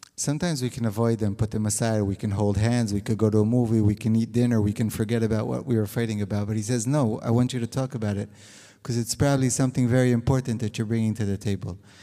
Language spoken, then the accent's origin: English; Israel; also born or lived in California, United States; I was born in California. I made Aliyah when I was six months old. I was a very young Zionist. um, and I grew up in Israel